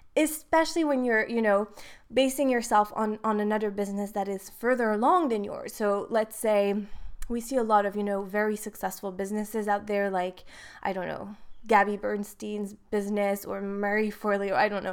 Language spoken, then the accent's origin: English; Switzerland; moved away as an adult; now in Dubai, United Arab Emirates; I am from Switzerland, but living in Dubai